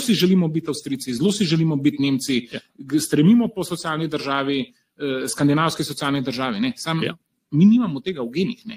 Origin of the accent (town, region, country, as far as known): Slovenia